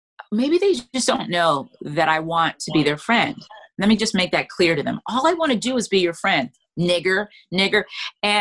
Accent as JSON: {"language": "English", "town": "Freeport", "region": "Grand Bahama", "country": "Bahamas", "tie": "born or raised there", "also_born_or_lived": "United States / Europe", "moved": "yes", "said": "growing up in the Bahamas, I did not know I was Black."}